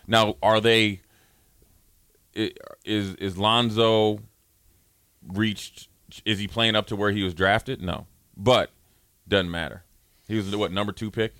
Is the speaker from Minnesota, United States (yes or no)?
yes; Minneapolis, Minnesota, United States; moved away; I'm coming down from Minneapolis